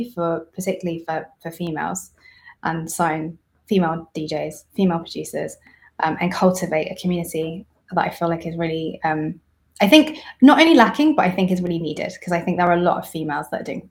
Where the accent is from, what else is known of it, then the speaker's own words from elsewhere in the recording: Isfahan, Iran; moved away; in my hometown, Esfahan